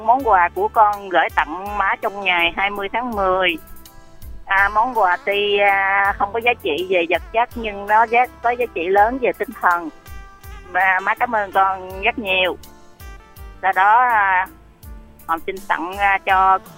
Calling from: Ho Chi Minh City, Vietnam; mình đến từ thành phố Hồ Chí Minh.

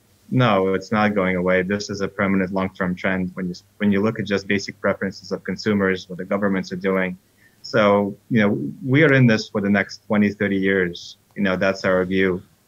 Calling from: New York City, New York, United States; I'm calling in from New York City.

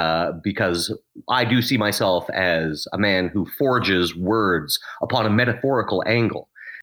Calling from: Edmonton, Alberta, Canada; I'm calling from Edmonton, Alberta

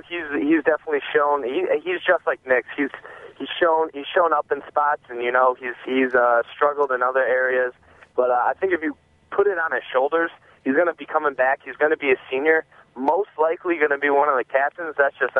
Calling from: East Lansing, Michigan, United States; from East Lansing.

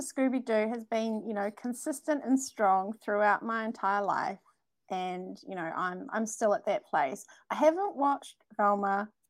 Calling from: New Zealand; I'm calling from New Zealand, which is a made-up place, a bit like Fairyland or Australia.

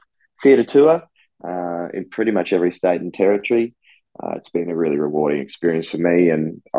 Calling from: Western Australia, Australia; I'm actually dialing in from Wilmanunga Budja today. So I want to pay my respects to their elders and ancestors for hosting me on their country in regional WA.

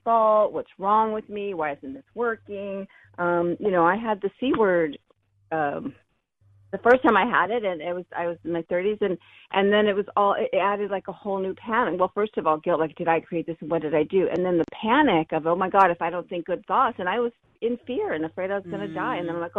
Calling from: San Diego, California, United States; Hi. And I'm calling from San Diego.

